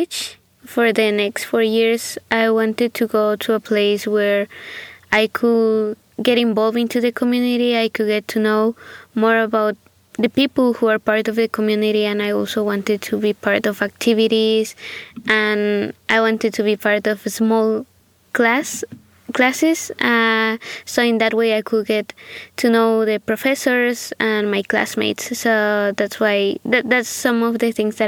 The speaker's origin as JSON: {"language": "English", "country": "Guatemala", "also_born_or_lived": "Santa Ana, Costa Rica", "moved": "yes", "lives_now": "Walla Walla, United States", "said": "I'm from Guatemala and currently I'm a student at Whitman College."}